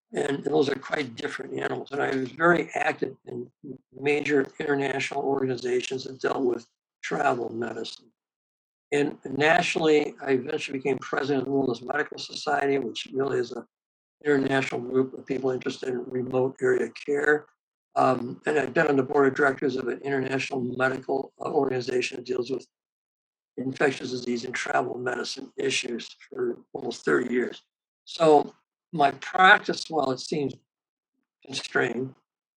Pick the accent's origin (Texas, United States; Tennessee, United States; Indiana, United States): Indiana, United States; Gary; I was raised in Gary, Indiana, which is a steel working area of northern Indiana.